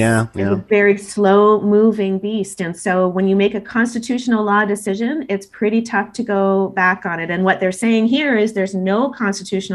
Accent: Canada

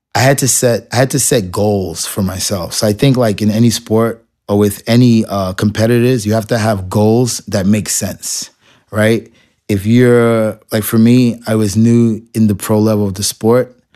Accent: New York City, New York, United States; I grew up in Marble Projects

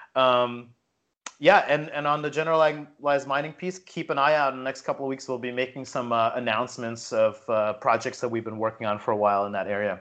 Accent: New Jersey, United States; I grew up in Jersey, so I grew up in kind of like the punk scene

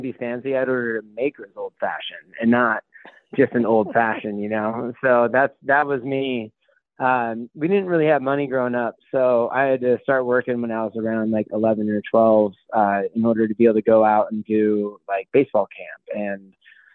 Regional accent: Port Orchard, Washington, United States; also born or lived in Seattle, Washington / San Diego, California; I'm from Seattle, Washington. I grew up in a small town outside of Seattle

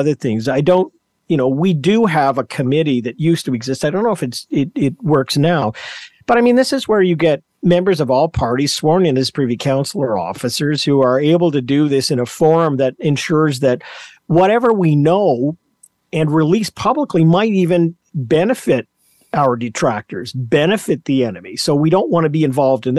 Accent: Canada; as a Canadian

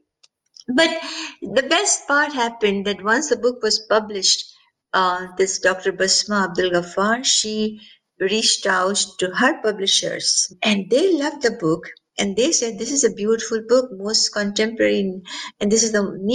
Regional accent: India; also born or lived in Pennsylvania; now in California, United States; I was born in India.

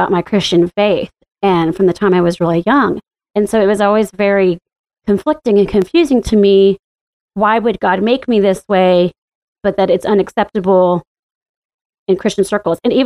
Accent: the Bible Belt, the South, United States; moved away as an adult; now in Washington, D.C., United States; growing up in the Bible Belt and in the buckle of the Bible Belt. It's been pretty lonely and living in the South

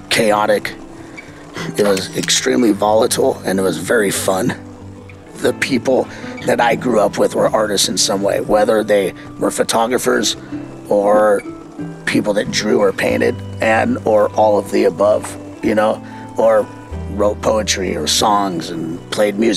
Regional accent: Venice, California, United States; Skateboarding was a huge part of mine and my friends' identities growing up in Venice, skateboarding and surfing.

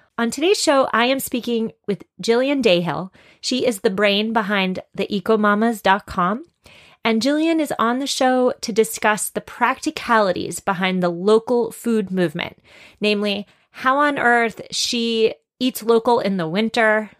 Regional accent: Massachusetts, United States; my home state of Massachusetts

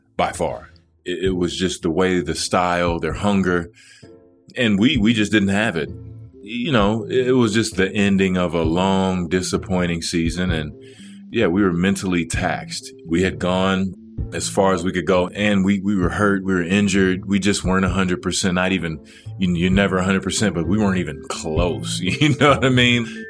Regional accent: Dallas, Texas, United States; moved away as an adult; it was my hometown

